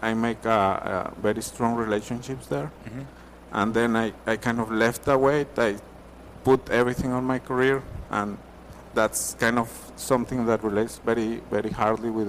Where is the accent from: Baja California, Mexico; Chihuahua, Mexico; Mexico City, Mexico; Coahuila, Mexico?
Coahuila, Mexico; Torreón; moved away as an adult; now in United States; I grew up in Mexico, a city called Torreon. It's in the north, Coahuila